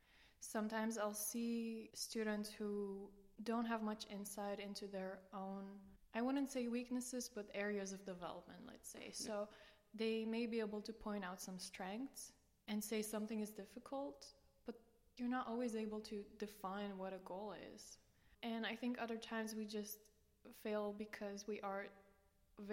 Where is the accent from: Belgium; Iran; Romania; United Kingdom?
Romania; moved away as an adult; now in Maastricht, Netherlands; I come from Romania originally. And I've been in the Netherlands for 7 years now, 4 years in Maastricht